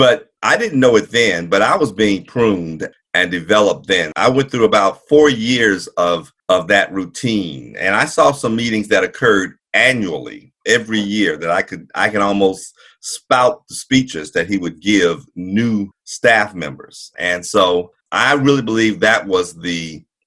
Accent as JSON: {"language": "English", "town": "Jackson", "region": "Mississippi", "country": "United States", "tie": "born or raised there", "said": "I grew up in Jackson, Mississippi"}